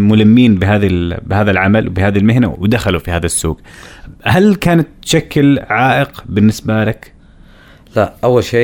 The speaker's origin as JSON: {"language": "Arabic", "country": "Saudi Arabia", "said": "انا كشاب سعودي لو ابغى اشتغل مثلا في منجره"}